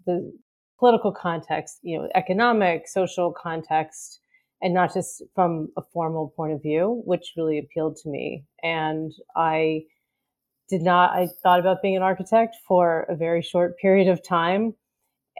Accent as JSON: {"language": "English", "town": "Pittsburgh", "region": "Pennsylvania", "country": "United States", "tie": "born or raised there", "said": "I grew up in Pittsburgh"}